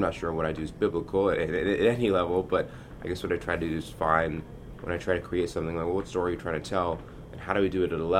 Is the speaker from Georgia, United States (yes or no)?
yes; Atlanta, Georgia, United States; born or raised there